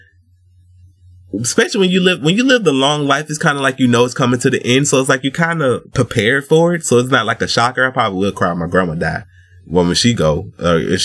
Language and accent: English; United States; I was born in America, so I don't have it